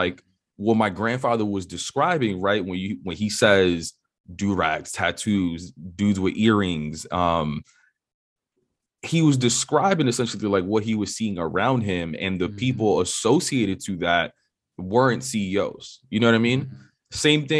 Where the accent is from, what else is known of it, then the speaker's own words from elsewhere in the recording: New York City, New York, United States; So for perspective, I grew up in New York City on the Upper West Side of Manhattan.